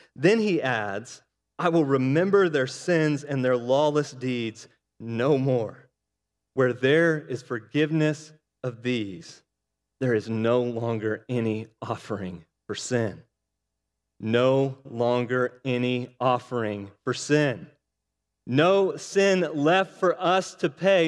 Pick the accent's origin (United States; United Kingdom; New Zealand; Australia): United States; Oklahoma; I'm from Oklahoma